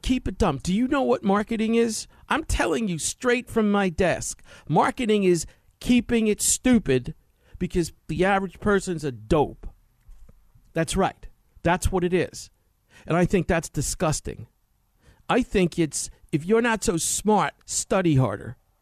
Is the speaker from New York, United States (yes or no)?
yes; New York, United States; I grew up in New York in, in the sixties, seventies, and eighties